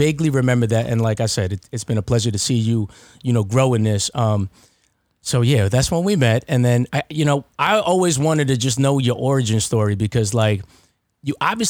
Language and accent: English; Baldwin, New York, United States; also born or lived in Hempstead; So I'm from Baldwin, right? And like Hempstead, Baldwin. So I grew up with nothing but black people.